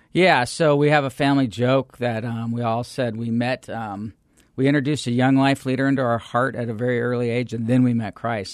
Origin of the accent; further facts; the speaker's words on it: Phoenix, Arizona, United States; I'm a third generation Phoenician, so there's not a lot of us